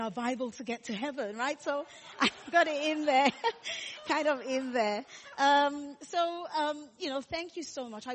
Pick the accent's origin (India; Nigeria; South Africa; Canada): Nigeria; Lagos; moved away as an adult; also born or lived in United Kingdom / Singapore / Melbourne, Australia; now in Durham, United Kingdom; So I was born in Lagos